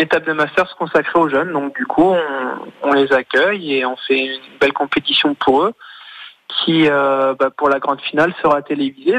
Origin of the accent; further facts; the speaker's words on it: Le Mans, Pays de la Loire, France; je suis originaire du Mans